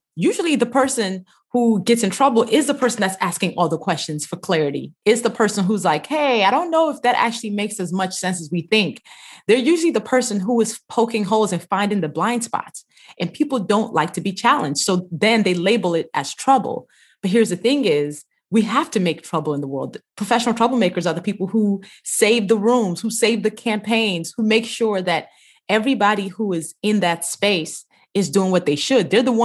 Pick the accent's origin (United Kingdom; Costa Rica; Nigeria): Nigeria; Yes, we lived in a big family house with my grandmother.